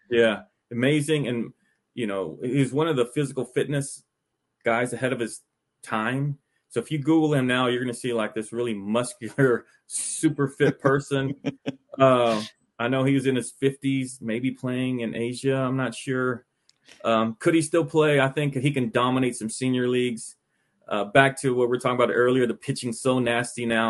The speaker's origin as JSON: {"language": "English", "town": "Arlington", "region": "Texas", "country": "United States", "tie": "born or raised there", "moved": "yes", "said": "I grew up in Arlington, around the Arlington, Texas area."}